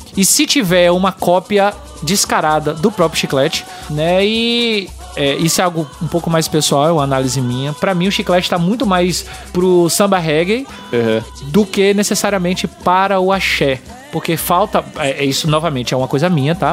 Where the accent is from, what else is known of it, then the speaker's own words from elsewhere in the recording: Bahia, Brazil; Para falar da minha terra. Vai, Bahia!